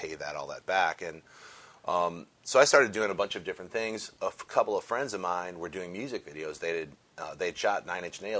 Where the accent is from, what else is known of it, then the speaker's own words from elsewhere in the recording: Connecticut, United States; also born or lived in Chicago; I grew up in Connecticut, and then I went to the Art Institute of Chicago, and then I moved out here in like '99.